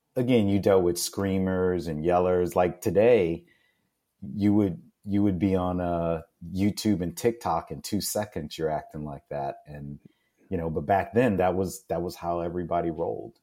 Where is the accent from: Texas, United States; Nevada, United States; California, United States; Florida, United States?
Texas, United States; Houston; I'm originally from Houston, Texas, and uh, growing up in the astronaut city